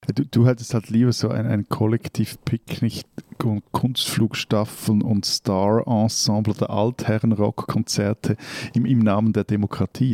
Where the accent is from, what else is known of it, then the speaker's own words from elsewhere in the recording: Switzerland; bei uns in der Schweiz